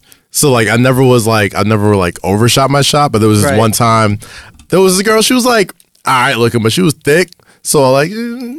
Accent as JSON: {"language": "English", "town": "New York City", "region": "New York", "country": "United States", "tie": "born or raised there", "said": "I grew up in Staten Island. So, like, you know, I was like one of maybe like 4 black guys in my school, right?"}